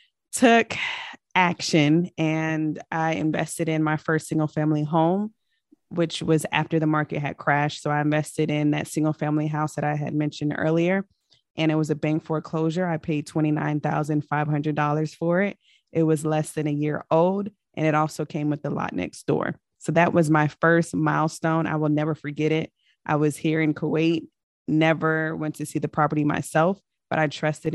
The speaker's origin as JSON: {"language": "English", "town": "Richmond", "region": "Virginia", "country": "United States", "also_born_or_lived": "Germany / Kentucky / California / Colorado", "said": "But I am originally from Richmond, Virginia. My father was in the military for 23 years. So I've lived all over the world and referred to as a military brat. So I was born in Germany."}